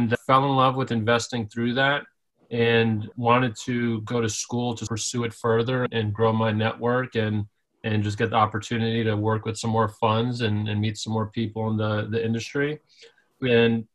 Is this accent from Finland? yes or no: no; New York City, New York, United States; I grew up in Staten Island, New York, which I like to say is the forgotten borough of New York City